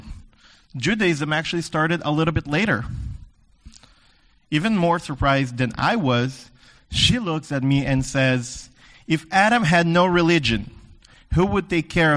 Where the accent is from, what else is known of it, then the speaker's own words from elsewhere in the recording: the Deep South, South Region, Brazil; moved away; I grew up in the South, the Deep South, Brazil